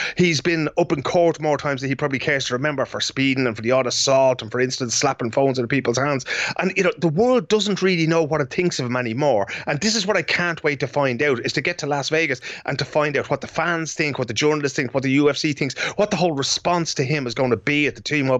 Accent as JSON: {"language": "English", "country": "Ireland", "moved": "yes", "lives_now": "Sweden", "said": "Everybody here in Sweden knows I'm Irish."}